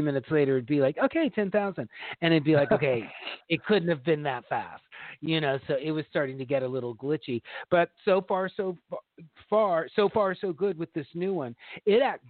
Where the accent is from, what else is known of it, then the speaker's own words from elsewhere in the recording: the South, United States; accent: southern; my southern accent